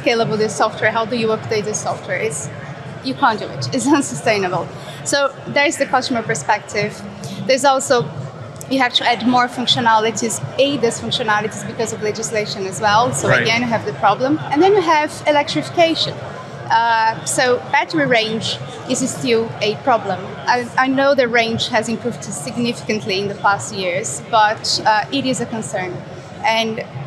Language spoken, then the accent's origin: English; Brazil; now in United Kingdom; I'm originally from Brazil. I'm based in the UK, where I work for Ward's